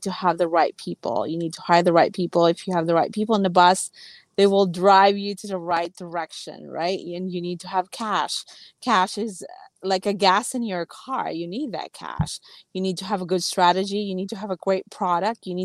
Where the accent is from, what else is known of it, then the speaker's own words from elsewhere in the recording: Philippines; I grew up in the Philippines really with not having much.